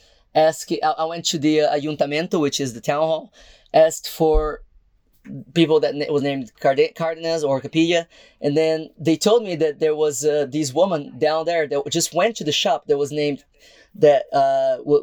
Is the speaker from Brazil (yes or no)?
yes; Brazil; moved away; I'm not from here, I'm actually from Brazil.